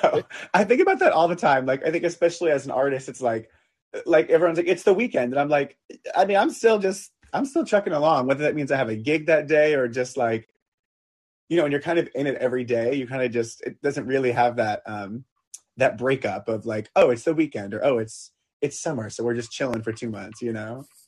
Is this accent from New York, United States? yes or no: yes; Long Island, New York, United States; I grew up on Long Island, so I grew up kind of on the water